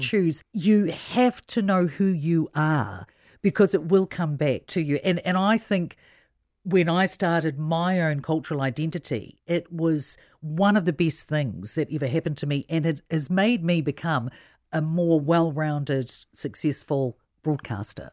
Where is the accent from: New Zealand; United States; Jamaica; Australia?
New Zealand; Invercargill, Southland; English is a second language; also born or lived in Samoa; being Samoan, my parents moved straight down to Invercargill and they didn't have very much money